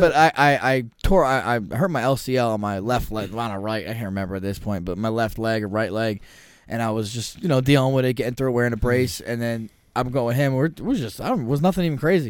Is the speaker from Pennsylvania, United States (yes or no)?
no; New Jersey, United States; proud to say we're both from Jersey